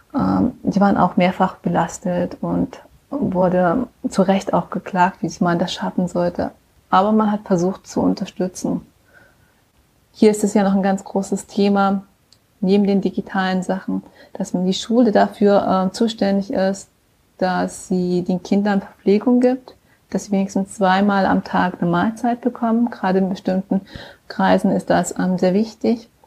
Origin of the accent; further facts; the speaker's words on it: Aachen, North Rhine-Westphalia, Germany; now in San Francisco Bay Area, United States; ich komme ja aus Aachen